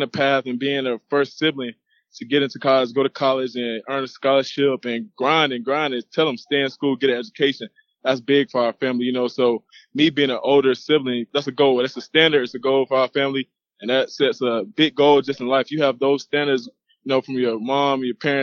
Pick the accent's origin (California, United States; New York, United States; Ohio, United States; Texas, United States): Texas, United States; moved away as an adult; also born or lived in Eastman, Georgia, United States; now in Florida, United States; I moved to Texas for family reasons, no better opportunities, better jobs. Have a real big family, moved there. I've been there ever since 8